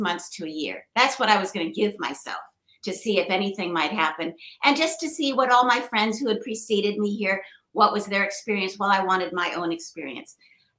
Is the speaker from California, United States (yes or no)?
no; Portland, Oregon, United States; moved away as an adult; now in New York City, United States; I'm a Portland girl. I'm from Oregon.